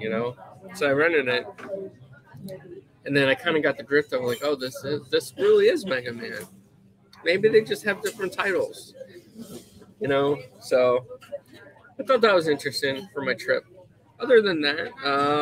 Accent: United States; as an American, being the only American young boy there

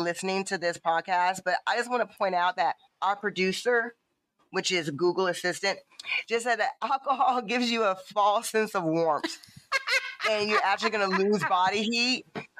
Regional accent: the South, United States; I'm from the South

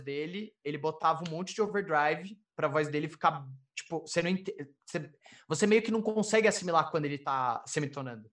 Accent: São Paulo, Brazil; eu sou de São Paulo

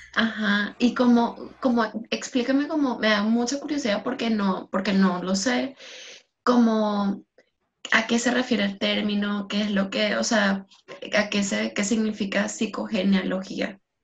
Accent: Venezuela; moved away; mi experiencia como, sea, como venezolana, que nosotros literalmente no, la familia se, se, des, cada quien está en un país diferente

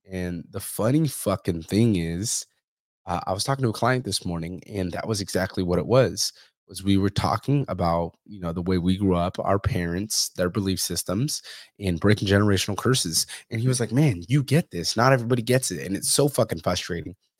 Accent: Fresno, California, United States; I'm from Central California, from Fresno

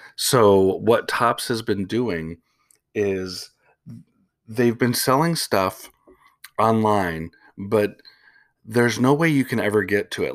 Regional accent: Chicago, Illinois, United States; moved away; I am from Chicago originally.

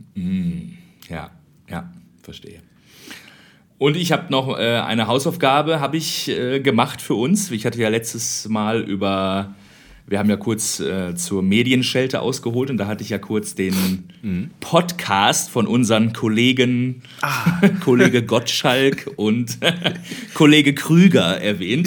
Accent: Germany; moved away as an adult; also born or lived in Austria; ich bin aus Deutschland

